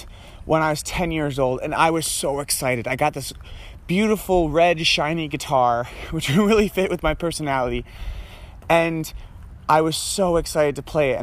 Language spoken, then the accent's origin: English; Troy, Michigan, United States; also born or lived in Ann Arbor, Michigan; I grew up in Troy, not far from where I'm walking right now